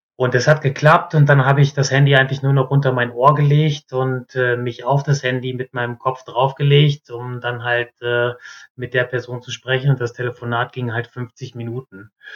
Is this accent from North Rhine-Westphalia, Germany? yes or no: yes; North Rhine-Westphalia, Germany; moved away as an adult; also born or lived in southern Germany; bei uns in Ostwestfalen